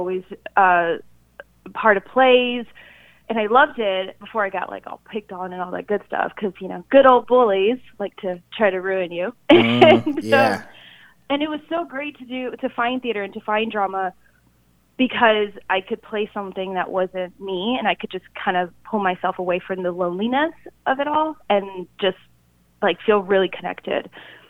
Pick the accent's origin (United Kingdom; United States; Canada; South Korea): South Korea; born there; Well, it all started when I was born in Korea